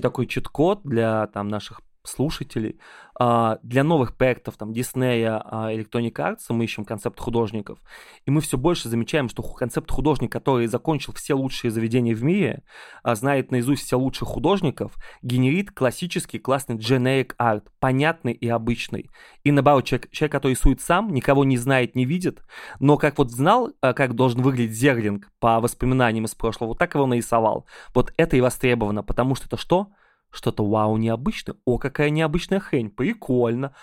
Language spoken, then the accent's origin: Russian; Ulyanovsk, Ulyanovsk Oblast, Russia; now in Moscow, Russia; я очень люблю приезжать в Ульяновск, мой родной город